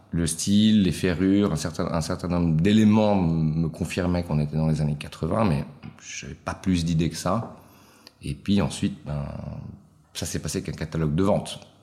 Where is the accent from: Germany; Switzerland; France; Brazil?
Switzerland; je suis italien d'origine, né en Suisse